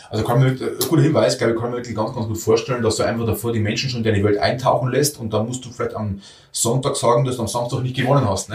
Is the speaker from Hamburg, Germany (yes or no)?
no; Bavaria, Germany; bei uns in Bayern